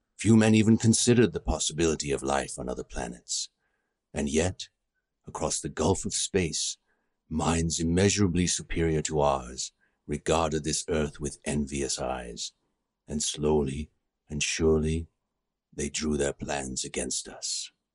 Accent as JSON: {"language": "English", "country": "Canada", "also_born_or_lived": "United Kingdom", "said": "I'm Canadian"}